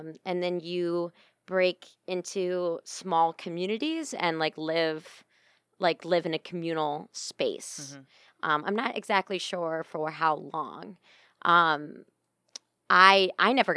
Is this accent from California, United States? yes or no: no; Sylvania, Ohio, United States; I grew up in Sylvania, which is a little suburb of Toledo.